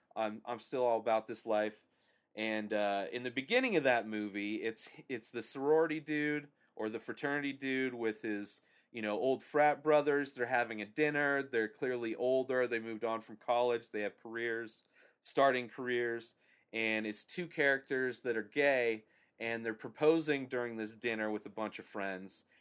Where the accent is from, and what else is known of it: United States